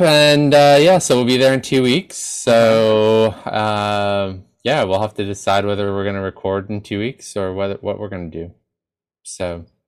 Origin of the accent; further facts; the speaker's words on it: New York, United States; as a New Yorker